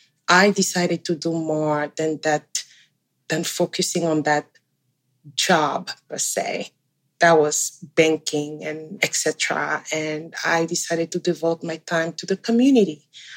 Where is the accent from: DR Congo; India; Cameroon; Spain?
Cameroon; now in Canada; I'm originally from Central Africa, a country called Cameroon. It's bilingual like Canada, with French and English as the main languages. I immigrated here a little over 12 years ago